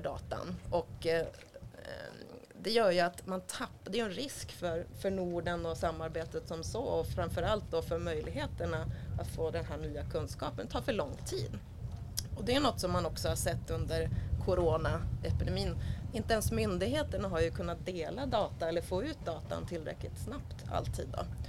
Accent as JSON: {"language": "Swedish", "country": "Sweden", "said": "numera i Sverige där jag kommer ifrån"}